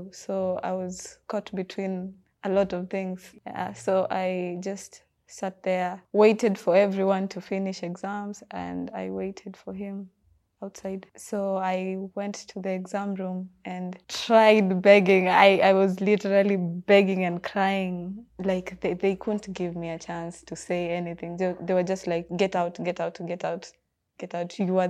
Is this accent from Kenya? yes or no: yes; Kisumu, Kisumu County, Kenya; also born or lived in Mombasa; I'm from Kisumu.